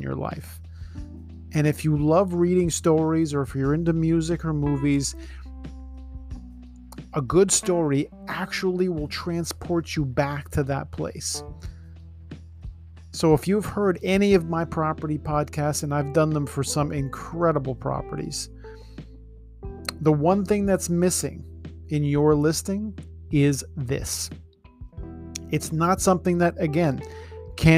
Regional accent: Toronto, Ontario, Canada; I was born in Scarborough, living in the Danforth

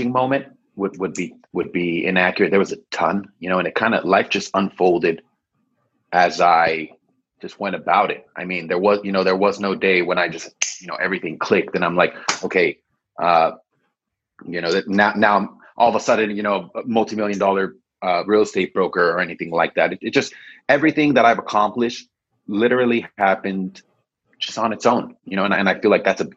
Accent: Los Angeles, California, United States; also born or lived in Israel; I grew up in San Fernando Valley

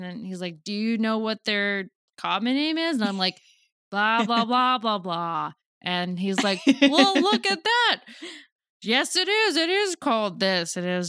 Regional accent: San Diego, California, United States; I grew up in San Diego.

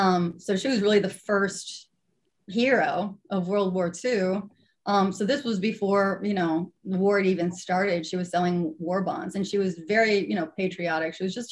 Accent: New York, United States; moved away as an adult; now in Los Angeles, United States; I'm from New York originally, if you couldn't tell. So I was, when I was, you know, living in New York, you know, I was raised there

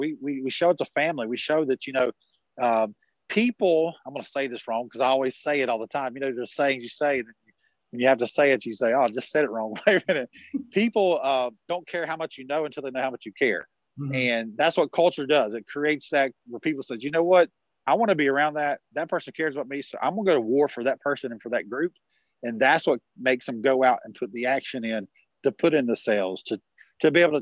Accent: the South, United States; I'm from the South, right? So we'd say, this is some from guy from New York City. I'm talking even more country right now

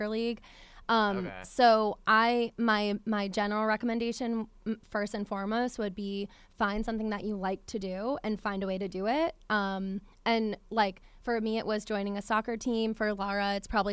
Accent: upstate New York, United States; moved away as an adult; also born or lived in Williamsburg, Virginia; now in Richmond, United States; I grew up in New York, so it's much different. Like, upstate New York, very rural area

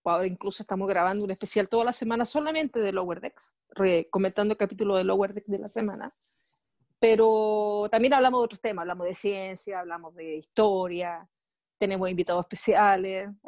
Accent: Viña del Mar, Valparaíso, Chile; yo vengo de, provincia, yo no soy de Santiago, yo soy, nací y criada en la quinta región, en la ciudad de Viña del Mar.

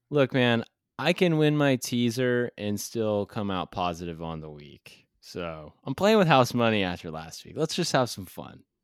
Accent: Kansas City, Missouri, United States; It's my hometown team, the Kansas City Chiefs

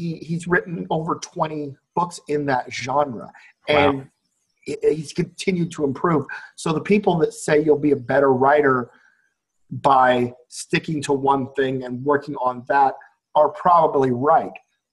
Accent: Iowa, United States; now in Las Vegas, United States; I'm from Iowa

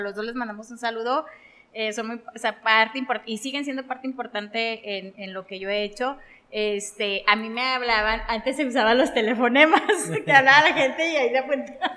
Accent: Mexico; como mexicanos

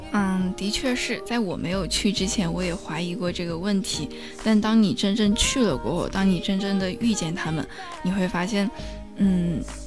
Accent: Sichuan, China; now in Nanjing, China; 因为我是一个四川人哇

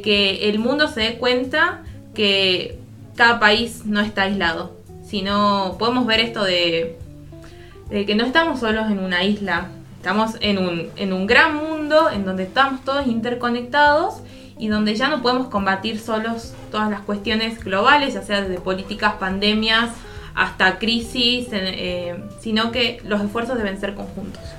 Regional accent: Argentina

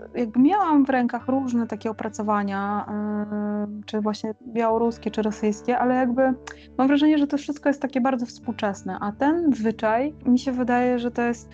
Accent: Lublin, Lublin Voivodeship, Poland; moved away as an adult; now in Kraków, Poland; jestem z Lublina, e, urodziłam się w Lublinie i od y, no, ponad 10 lat mieszkam w Krakowie

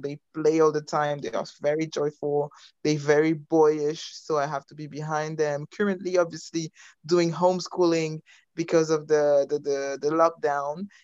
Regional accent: France; moved away as an adult; also born or lived in Belgium / United States; now in United Kingdom; I am Congolese. Uh, I was born in Belgium. I grew up in France. I, I studied in the US and I followed my husband in the UK.

